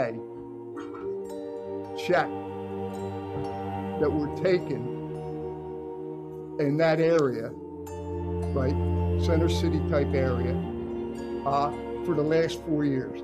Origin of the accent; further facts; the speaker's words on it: Philadelphia, Pennsylvania, United States; I grew up in Germantown